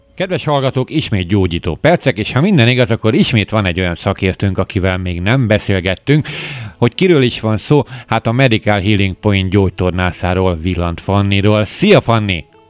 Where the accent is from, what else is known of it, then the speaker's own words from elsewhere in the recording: Hungary; magyarok vagyunk